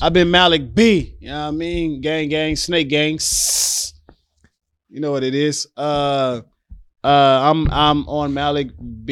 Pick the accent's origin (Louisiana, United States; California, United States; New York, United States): Louisiana, United States; the South where I'm from. So, I'm from Louisiana